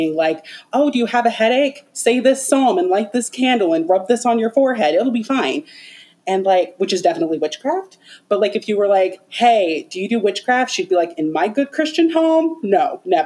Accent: Hawaii, United States; I'm Hawaiian and we do have like a strong tradition of like weaving and like knot work

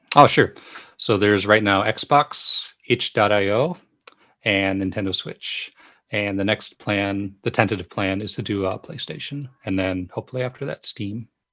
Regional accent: United States; moved away as an adult; now in Japan; go back to the U S from here, um, I'm gonna, of course, wanna go to my hometown

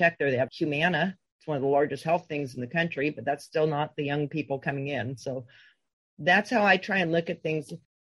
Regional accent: Southern California, United States; growing up in Southern California

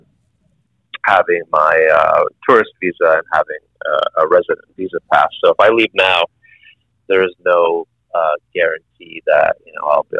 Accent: Vermont, United States; moved away as an adult; now in Malaysia; growing up in Vermont

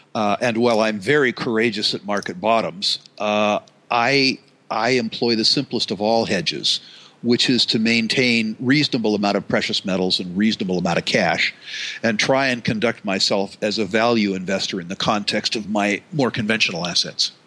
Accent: United States; I'm an American

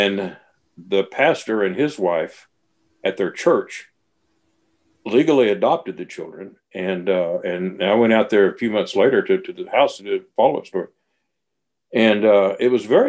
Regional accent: Oklahoma, United States; growing up in Oklahoma

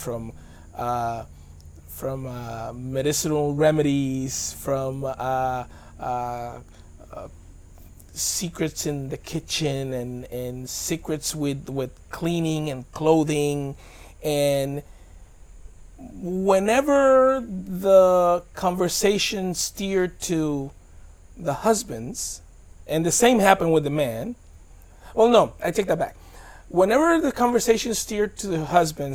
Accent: Dominican Republic; also born or lived in Bronx, New York; now in United States; I moved to the Dominican Republic when I was 11 months

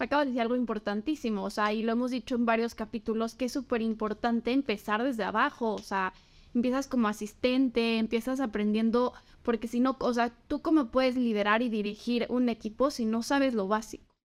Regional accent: Mexico City, Mexico; soy chilanga. Yo, yo, yo, mire, les voy a decir que yo nací aquí y me voy a morir aquí.

